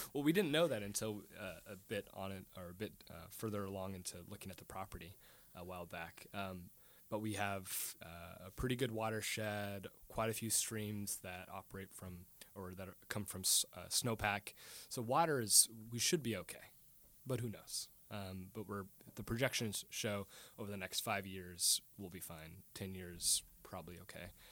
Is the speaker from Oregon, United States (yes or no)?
yes; Portland, Oregon, United States; now in Tacoma, United States; we grew up in East Portland